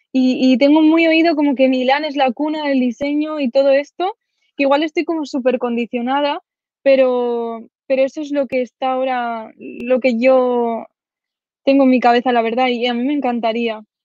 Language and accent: Spanish; a village in Zaragoza province, Aragon, Spain; also born or lived in Sweden; Ahora estoy en mi pueblo, este que os comento de 2.000 habitantes de, Zaragoza.